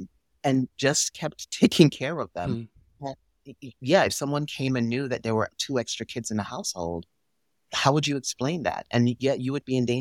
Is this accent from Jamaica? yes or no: yes; Jamaica; now in United States; I was born and raised in Jamaica